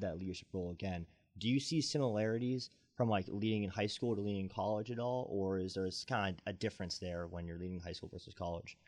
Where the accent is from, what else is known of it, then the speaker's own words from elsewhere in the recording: Boston, Massachusetts, United States; moved away; I'm from the Boston area